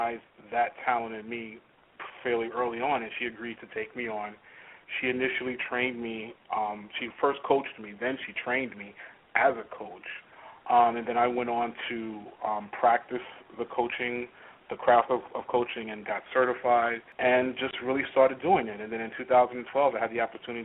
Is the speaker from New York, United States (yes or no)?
yes; New York, United States; I was born and raised in New York, had the typical kind of New York experience growing up